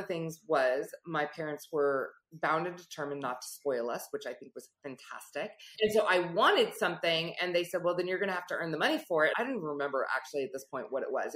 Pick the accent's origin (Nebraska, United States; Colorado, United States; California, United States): California, United States; Silicon Valley; I grew up in the Silicon Valley.